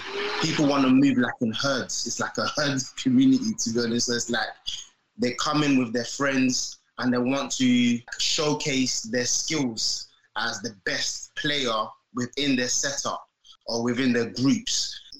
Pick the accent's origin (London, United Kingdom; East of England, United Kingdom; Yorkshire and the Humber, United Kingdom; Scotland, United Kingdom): London, United Kingdom; Peckham; also born or lived in Nigeria; So I'm from Peckham. Cage football, which we called it like cage football on the pitch, normal concrete pitch, is what I grew up on. I was like maybe 11. I didn't initially grow up in England. I was born in Nigeria, so I lived there for like 11 years.